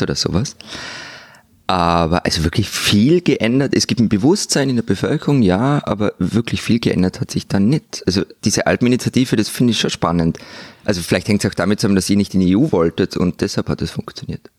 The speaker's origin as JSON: {"language": "German", "country": "Austria"}